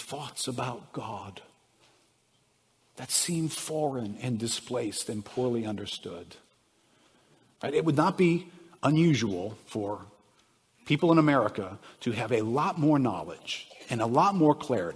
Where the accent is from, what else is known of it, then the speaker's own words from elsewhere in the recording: New Orleans, Louisiana, United States; I grew up in New Orleans